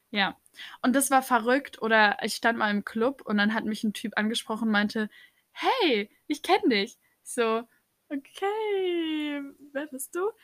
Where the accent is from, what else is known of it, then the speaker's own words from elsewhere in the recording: Baden-Baden, Baden-Württemberg, Germany; Wir kommen auch aus Baden-Baden